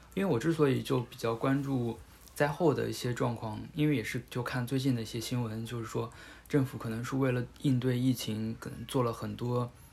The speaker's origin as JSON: {"language": "Chinese", "region": "Hubei", "country": "China", "said": "我是湖北人"}